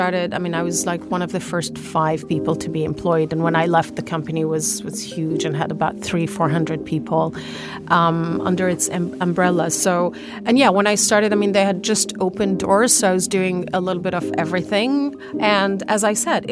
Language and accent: English; Lebanon; accent: Lebanese; moved away; also born or lived in Algeria; I also grew up in a Lebanese household, so my accent is Lebanese.